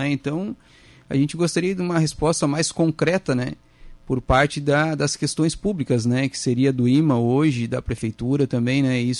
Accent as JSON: {"language": "Portuguese", "region": "Rio Grande do Sul", "country": "Brazil", "moved": "yes", "said": "Então, a gente veio de, do Rio Grande do Sul para cá e investimos todas as nossas economias ali, né?"}